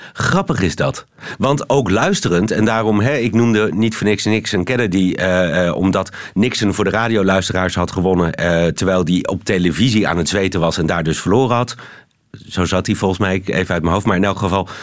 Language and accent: Dutch; Netherlands; now in Belgium